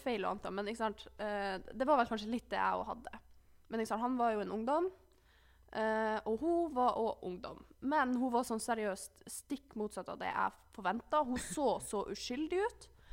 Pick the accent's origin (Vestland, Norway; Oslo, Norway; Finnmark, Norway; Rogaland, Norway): Finnmark, Norway; Alta; moved away; hjemme i Alta så brukte jeg jo å kjøre bil til treningssenteret